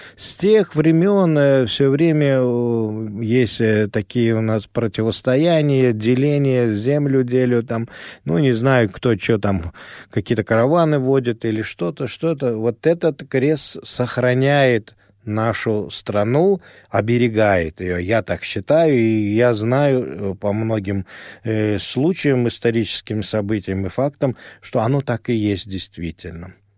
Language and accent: Russian; Ashgabat, Turkmenistan; born or raised there; first language Azerbaijani; Russian is a second language; moved away